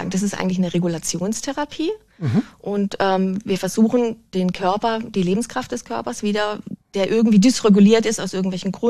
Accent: Rottenbuch, Bavaria, Germany; Okay, und was machst du so? ich bin Heilpraktikerin und ich komme aus Rotenbuch.

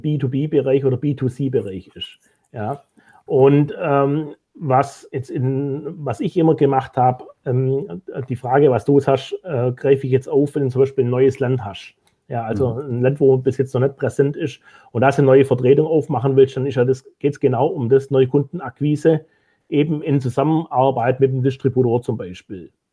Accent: Germany; als Deutsche

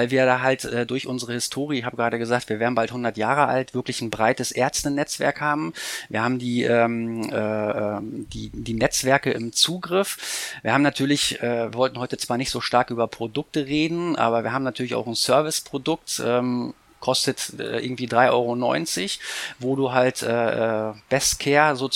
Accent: Bremen, Germany; Ich bin ja Bremer, das heißt dreimal das Bremer Recht.

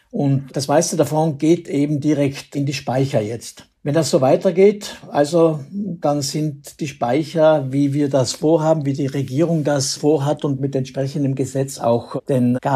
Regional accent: Austria; Wäre das bei uns in Österreich der Fall, dann wäre das ein Fall für die sogenannte Energielenkung.

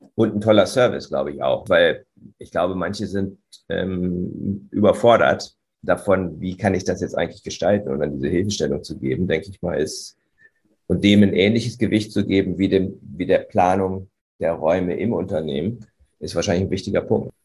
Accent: Göttingen, Lower Saxony, Germany; in meiner Heimatstadt Göttingen

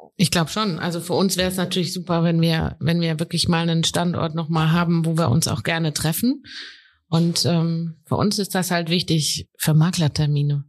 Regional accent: Heidelberg, Mannheim, Baden-Württemberg, Germany; ich komme ja hier aus Heidelberg, Mannheim

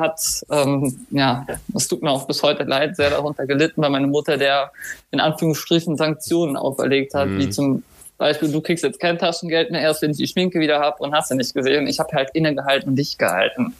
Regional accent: Germany; also born or lived in Cologne; Dann sind wir von Köln in die Eifel gezogen

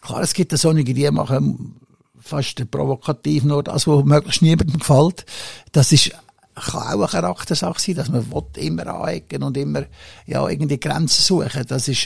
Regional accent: Switzerland; in meiner Heimat

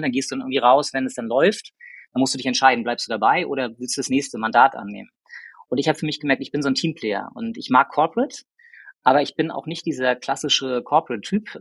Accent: Rostock, Mecklenburg-Vorpommern, Germany; moved away as an adult; now in Hamburg, Germany; ich komme gebürtig aus Rostock

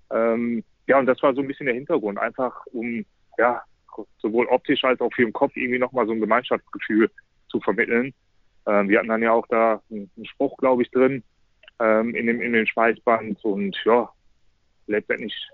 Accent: Essen, North Rhine-Westphalia, Germany; now in Hamburg, Germany; dass ich im Prinzip immer im Westen gelebt habe, in meiner Heimat in Essen.

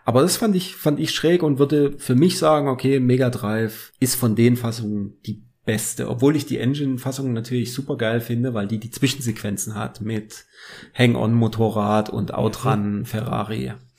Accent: Germany; wir sind aus Deutschland

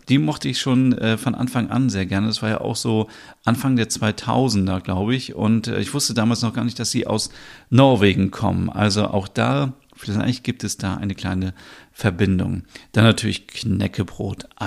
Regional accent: Northern Germany, Germany; ich bin in Norddeutschland aufgewachsen und bei uns in Norddeutschland gibt es und gab es damals schon immer an jeder Tankstelle und in jedem Supermarkt

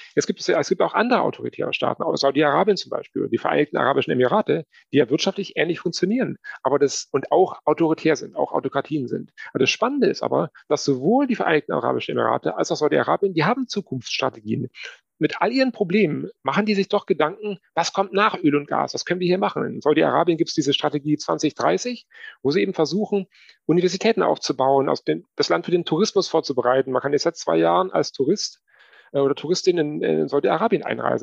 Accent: Germany; also born or lived in Moscow, Russia; bei uns in Deutschland

